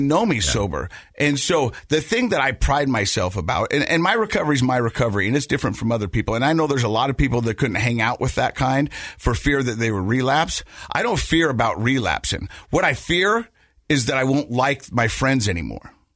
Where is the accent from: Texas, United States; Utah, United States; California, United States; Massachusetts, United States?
Utah, United States; Ogden; I grew up in Ogden and I grew up in that area and I grew up in those mountains